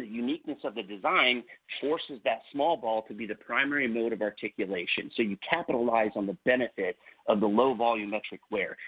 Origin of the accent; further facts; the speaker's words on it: Northern Indiana, United States; also born or lived in Kansas City, Missouri / Warsaw, Indiana; I grew up in Northern Indiana.